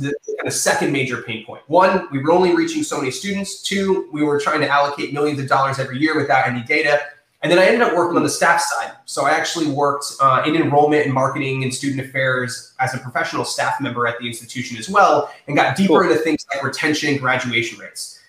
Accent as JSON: {"language": "English", "town": "East Lake", "region": "Florida", "country": "United States", "tie": "born or raised there", "also_born_or_lived": "St. Petersburg, Florida", "said": "I grew up in in North County, um, North North Pinellas, um, the East Lake area"}